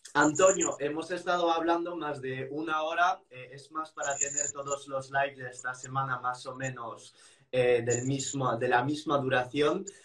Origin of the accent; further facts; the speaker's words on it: France; moved away; soy un francés y que siempre he vivido esto con carne y pescado